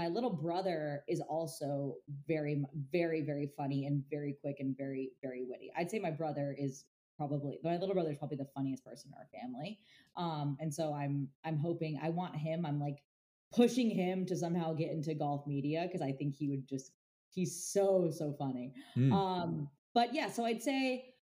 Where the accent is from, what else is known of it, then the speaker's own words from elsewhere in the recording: Orlando, Florida, United States; I grew up in Orlando